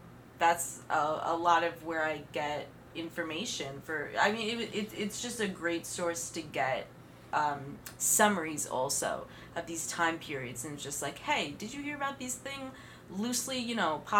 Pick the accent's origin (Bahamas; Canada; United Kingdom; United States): United States; Bergen County, New Jersey; me growing up in Jersey all my life in Bergen County